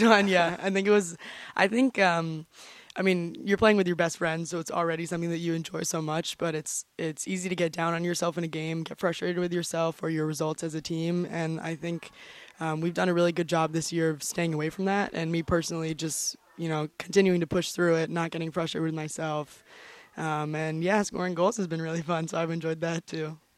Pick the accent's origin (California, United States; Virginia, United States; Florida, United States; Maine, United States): Florida, United States; St. Augustine; moved away as an adult; now in New Hampshire, United States; I'm from St. Augustine, Florida